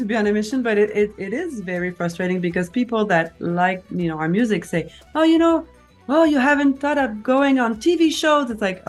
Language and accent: English; Quebec, Canada; first language French; English is a second language; also born or lived in Boston